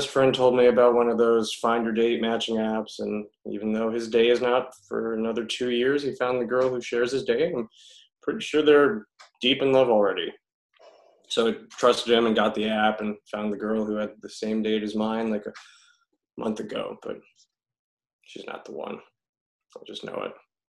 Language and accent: English; Chicago, Illinois, United States; Chicago. Born and raised.